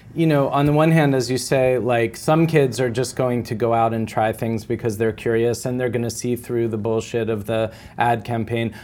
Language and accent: English; East Coast, United States; I'm from the East Coast